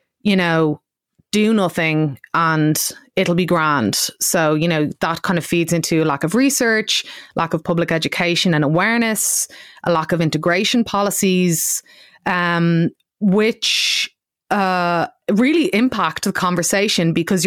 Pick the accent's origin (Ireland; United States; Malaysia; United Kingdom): Ireland; us as white Irish people